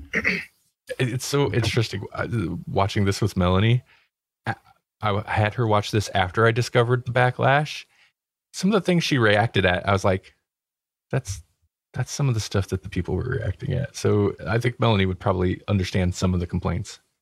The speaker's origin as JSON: {"language": "English", "country": "United States", "said": "we're American"}